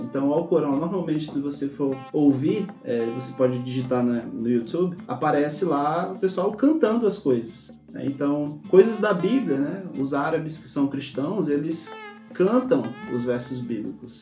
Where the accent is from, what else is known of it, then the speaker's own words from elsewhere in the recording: Brazil; a gente, como brasileiro